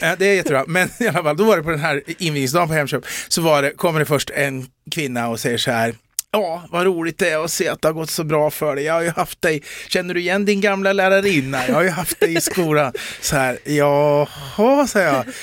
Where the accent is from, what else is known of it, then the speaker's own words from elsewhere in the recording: Eskilstuna, Södermanland, Sweden; jag är från Eskilstuna, men en del som tar mig för stockholmare.